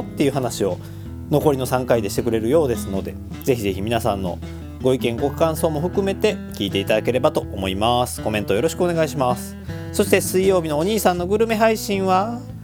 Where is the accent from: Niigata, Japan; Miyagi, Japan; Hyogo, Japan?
Hyogo, Japan; Kobe; 私、神戸っ子